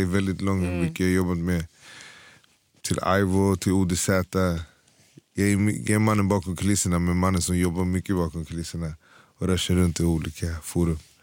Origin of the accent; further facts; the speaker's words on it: Stockholm, Stockholm County, Sweden; Född och uppvuxen i Hässelby